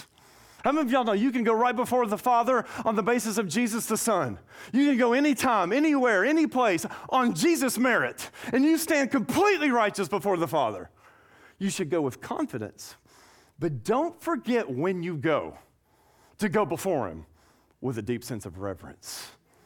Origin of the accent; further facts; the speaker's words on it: Nashville, Tennessee, United States; moved away as an adult; also born or lived in Tuscaloosa, Alabama / Scottsdale, Arizona / McKinney, Texas; now in Acadiana, United States; born and raised in Nashville, Tennessee.